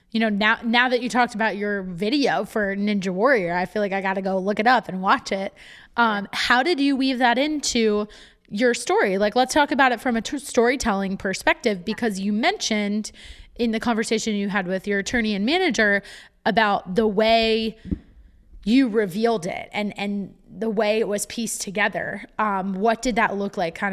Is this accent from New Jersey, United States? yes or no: yes; Westfield, New Jersey, United States; also born or lived in Cranford, New Jersey; I'm right currently sitting in Cranford, and I grew up in Westfield